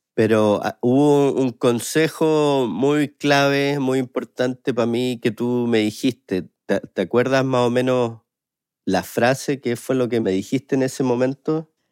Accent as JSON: {"language": "Spanish", "country": "Chile", "moved": "yes", "said": "siendo chileno"}